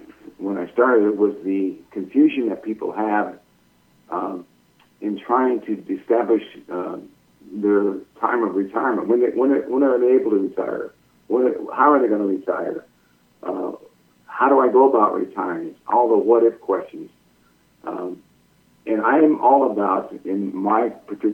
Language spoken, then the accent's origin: English; Rocky Mountain area, Rocky Mountains, United States; now in Southeastern United States; I'm from the Rocky Mountain area